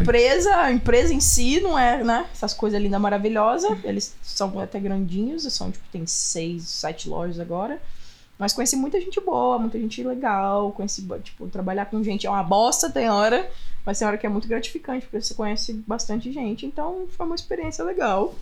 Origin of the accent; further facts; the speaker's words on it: Franca, São Paulo, Brazil; moved away as an adult; also born or lived in Austin; now in United States; Interior de São Paulo, cidade chamada Franca